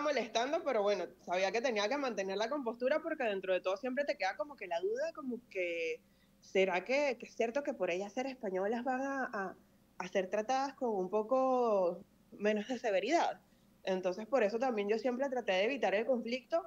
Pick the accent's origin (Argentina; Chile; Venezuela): Venezuela; moved away as an adult; now in Spain; yo estoy muy orgullosa de ser tanto venezolana como española, porque ya yo llevo unos cuantos años aquí, yo me he ganado con, sudor y sangre mi nacionalidad española